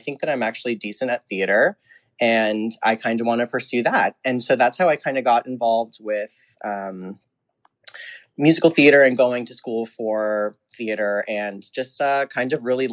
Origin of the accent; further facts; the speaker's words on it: New Jersey, United States; moved away as an adult; I'm from New Jersey, and I grew up there until I was 18 years old.